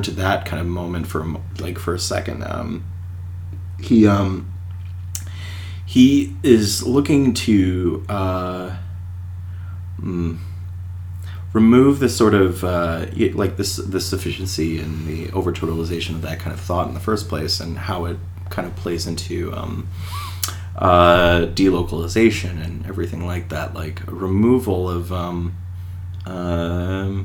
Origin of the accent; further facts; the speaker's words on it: United States; as an American